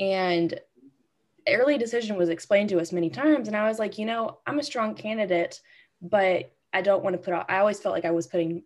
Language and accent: English; Shreveport, Louisiana, United States; I wanted to end up back in Shreveport. This is my hometown. This is where I grew up